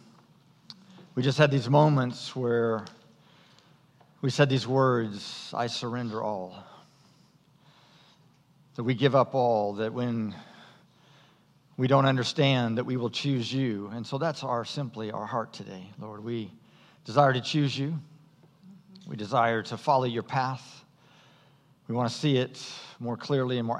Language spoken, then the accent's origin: English; United States; American Christians